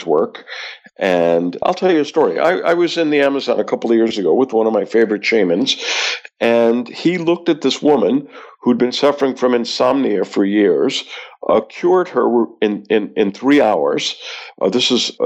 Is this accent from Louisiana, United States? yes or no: yes; Louisiana, United States; I grew up in Louisiana